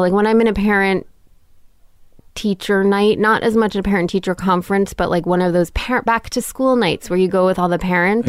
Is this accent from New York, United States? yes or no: yes; New York City, New York, United States; born or raised there; also born or lived in London, England